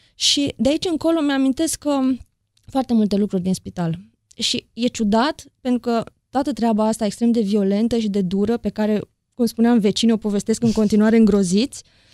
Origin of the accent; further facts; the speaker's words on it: Deva, Hunedoara County, Romania; moved away as an adult; now in Bucharest, Romania; din Deva, am 40 de ani, primii 20 i-am trăit acolo la Deva, următorii 20 în București și Aiurea